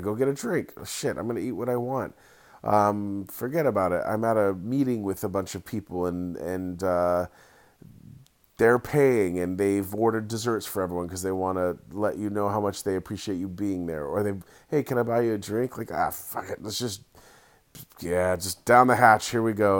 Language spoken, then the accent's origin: English; Santa Cruz, California, United States; my hometown, Santa Cruz